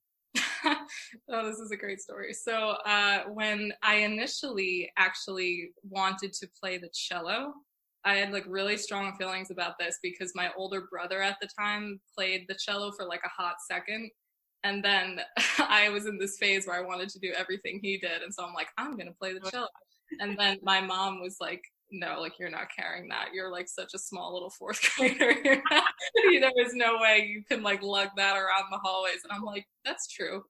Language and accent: English; Northport, New York, United States; moved away as an adult; now in New York City, United States; my hometown is northport new york so i i grew up in this really like old fashioned cute little harbor town